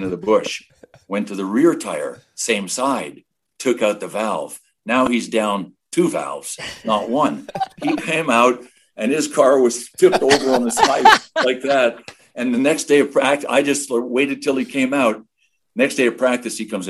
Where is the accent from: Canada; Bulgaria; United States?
Canada; Quebec; I grew up in Quebec